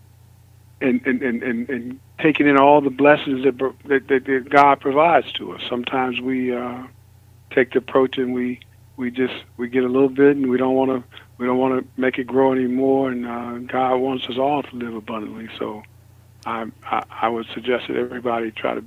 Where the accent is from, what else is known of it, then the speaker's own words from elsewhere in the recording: Chicago, Illinois, United States; moved away; I come from Chicago, Illinois. I grew up in a family where mom was not married to our father all the time